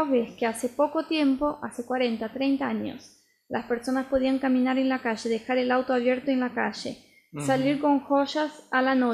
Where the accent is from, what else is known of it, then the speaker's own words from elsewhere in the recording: Buenos Aires, Argentina; yo soy la única del grupo que soy argentina, yo nací en Buenos Aires, tengo 32 años.